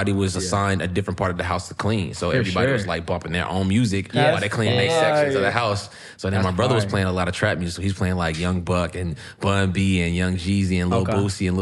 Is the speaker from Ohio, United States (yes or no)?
no; Kentucky, United States; From Kentucky